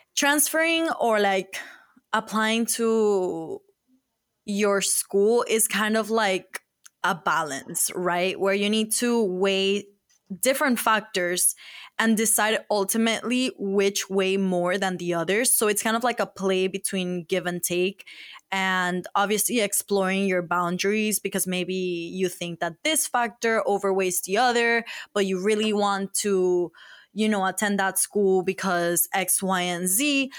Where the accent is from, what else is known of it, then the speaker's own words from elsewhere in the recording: Miami, Florida, United States; moved away as an adult; now in Boston, United States; we're from Miami